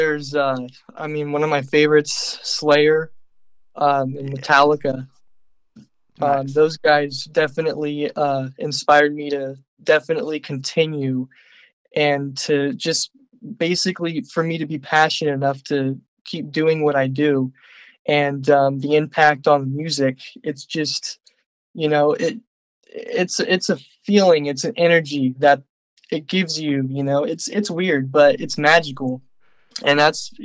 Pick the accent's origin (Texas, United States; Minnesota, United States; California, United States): California, United States; Livermore; I'm from Livermore, California